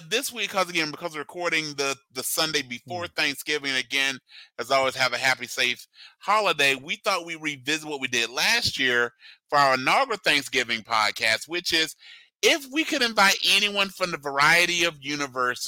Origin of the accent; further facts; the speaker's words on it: Georgia, United States; moved away as an adult; now in Midwest, United States; when I first moved here, growing up in Georgia specifically